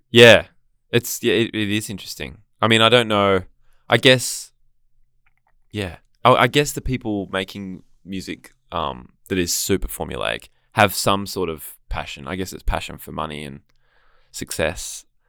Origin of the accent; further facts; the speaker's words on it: Gold Coast, Queensland, Australia; also born or lived in Sydney; now in Melbourne, Australia; I grew up on the Gold Coast